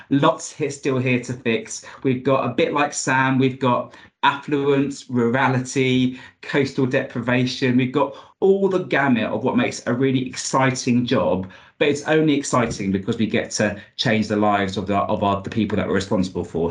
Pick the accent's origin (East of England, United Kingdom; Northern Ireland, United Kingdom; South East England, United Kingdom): East of England, United Kingdom; Luton; I'm from Luton.